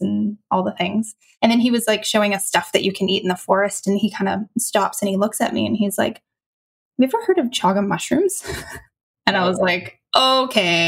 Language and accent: English; Canada; moved away as an adult; also born or lived in Malaysia; I'm from Canada